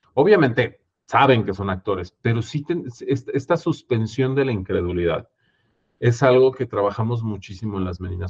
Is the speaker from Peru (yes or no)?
no; Mexico